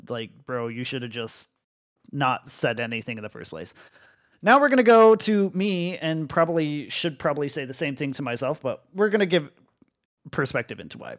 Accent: United States; moved away as an adult; also born or lived in Arizona; I come from North America

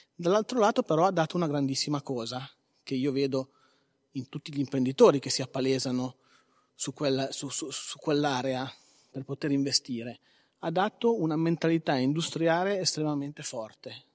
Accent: Carcare, Liguria, Italy; io sono di Carcare

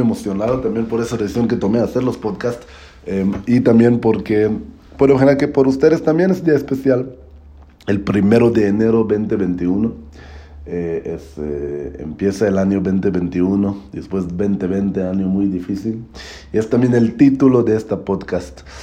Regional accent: Israel; Spanish is a second language; now in Mexico; soy de Israel, estoy viviendo ahora en México

